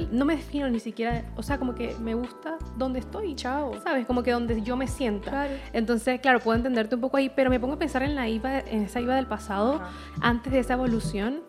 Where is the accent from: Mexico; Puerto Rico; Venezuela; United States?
Venezuela; now in Chile; me pasaba lo mismo en Venezuela muchas veces y no sentía que pertenecía a Venezuela